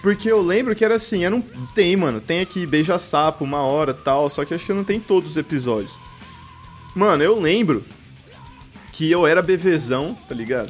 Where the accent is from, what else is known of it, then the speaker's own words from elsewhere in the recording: Birigui, São Paulo, Brazil; Sou de Birigui.